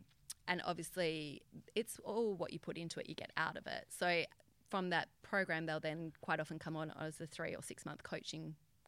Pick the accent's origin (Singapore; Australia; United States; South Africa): Australia; Albany, Western Australia; now in Perth, Australia; Albany, down south.